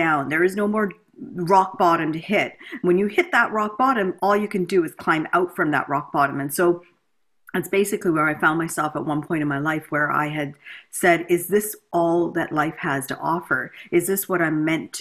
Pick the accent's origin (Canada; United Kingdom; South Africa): Canada; also born or lived in India / United States; we migrated here to Canada. Grew up in a typical middle upper class sort